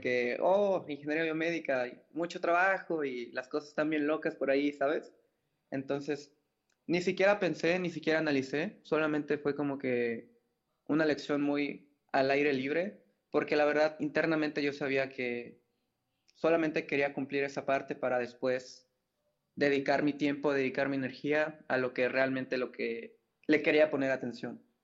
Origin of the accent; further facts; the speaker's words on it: Mérida, Yucatán, Mexico; also born or lived in Mexico City; nací en la Ciudad de México. Eh, a los, eh, hace, habrá sido como a los cinco años más o menos fue que nos movimos para acá. Bueno, hubieron allí varias ciudades de intermedio, pero llegamos a Mérida, Yucatán